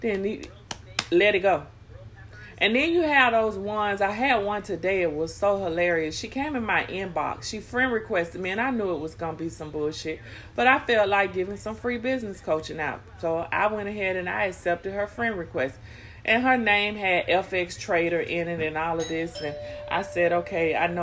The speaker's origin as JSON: {"language": "English", "region": "Florida", "country": "United States", "said": "I just said Florida."}